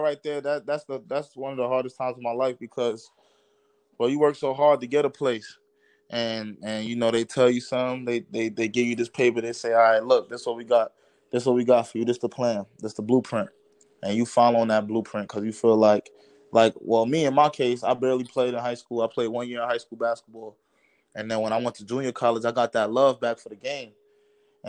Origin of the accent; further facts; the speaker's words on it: New York City, New York, United States; I'm from Brooklyn, New York